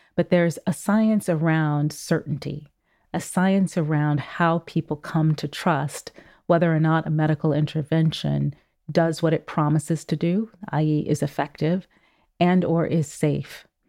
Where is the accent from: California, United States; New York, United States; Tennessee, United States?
California, United States; Oakland; moved away as an adult; growing up in Oakland, California in the seventies and eighties